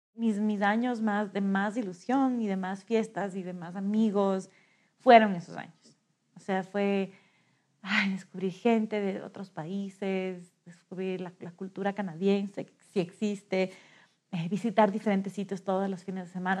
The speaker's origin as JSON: {"language": "Spanish", "town": "Quito", "region": "Pichincha", "country": "Ecuador", "said": "tengo 37 años y soy de Quito."}